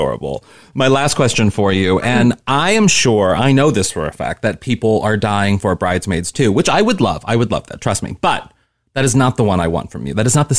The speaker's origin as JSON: {"language": "English", "region": "Midwest", "country": "United States", "said": "I'm from the Midwest too"}